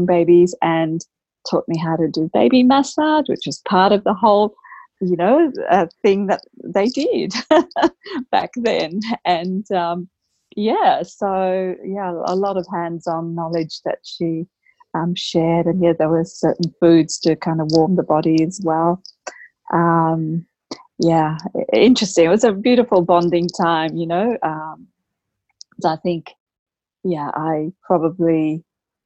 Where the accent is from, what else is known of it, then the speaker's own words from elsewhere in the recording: Australia; while I'm Australian, my background's Indian